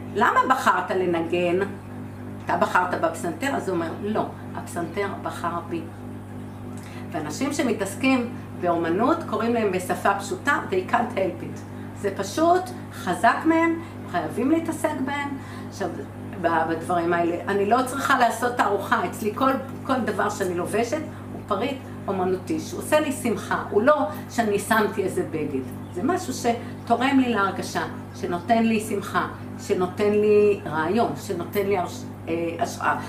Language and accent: Hebrew; Haifa, Haifa District, Israel; אני חיפאית